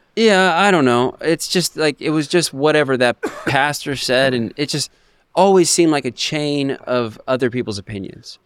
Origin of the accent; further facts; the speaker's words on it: Ocean Park, United States; moved away; I came from Ocean Park, and, you know, I was, I wasn't the poorest, but, uh, you know, we didn't have a whole lot of money.